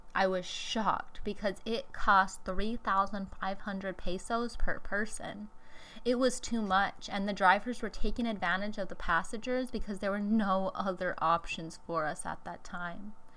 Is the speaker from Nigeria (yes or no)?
no; Tacloban, Eastern Visayas, Philippines; moved away as an adult; also born or lived in Cebu City; to Talabakan City, my hometown.